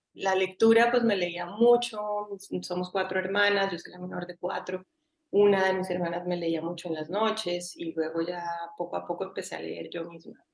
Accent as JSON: {"language": "Spanish", "town": "Bogotá", "region": "Bogotá Capital District", "country": "Colombia", "tie": "born or raised there", "also_born_or_lived": "Cali, Colombia", "moved": "yes", "lives_now": "Barcelona, Spain", "said": "yo nací en Cali, viví en Cali hasta los siete y ahí me fui a Bogotá"}